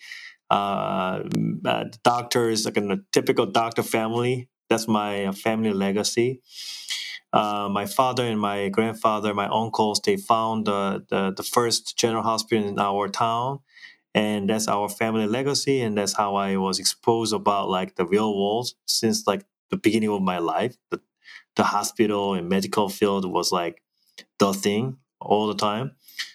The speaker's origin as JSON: {"language": "English", "town": "Yeosu", "region": "South Jeolla", "country": "South Korea", "tie": "born or raised there", "moved": "yes", "lives_now": "United States", "said": "Korea is my hometown, and I was raised in a fishing town. It's called Yeosu, beautiful, beautiful town in South Korea"}